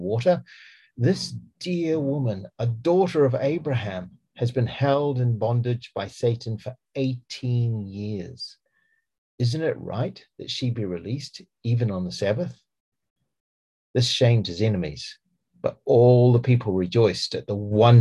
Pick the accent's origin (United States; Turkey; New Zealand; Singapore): New Zealand; accent: Kiwi; now in Gloucestershire, United Kingdom; I have a Kiwi accent